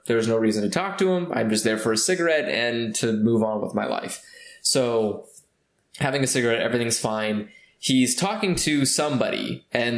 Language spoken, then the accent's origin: English; California, United States